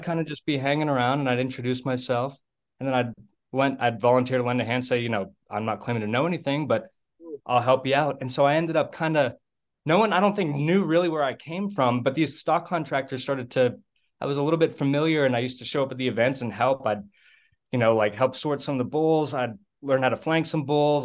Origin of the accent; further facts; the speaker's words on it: about 30 miles west of Boston, Massachusetts, United States; also born or lived in New Hampshire; now in Texas, United States; I grew up in the Northeast. I was originally from about 30 miles west of Boston